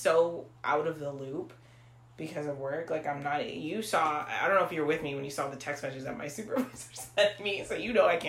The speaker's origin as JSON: {"language": "English", "country": "Haiti", "said": "we're not Nigerian. We're Haitian."}